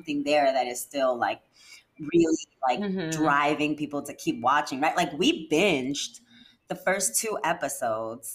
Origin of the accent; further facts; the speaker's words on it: New York City, New York, United States; as a kid growing up in New York City myself